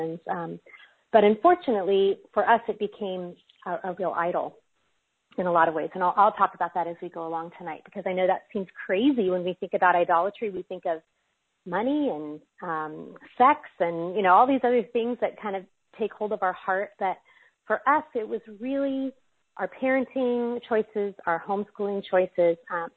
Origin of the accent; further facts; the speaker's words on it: California, United States; I'm actually from California, and so it's 6 o'clock here.